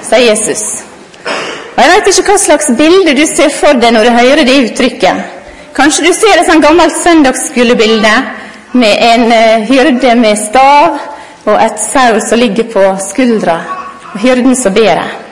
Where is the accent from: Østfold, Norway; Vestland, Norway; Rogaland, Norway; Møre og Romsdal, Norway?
Møre og Romsdal, Norway; Godøy; jeg er kone, og jeg er mor, og jeg er lærer, og jeg er sunnmøring og godøying.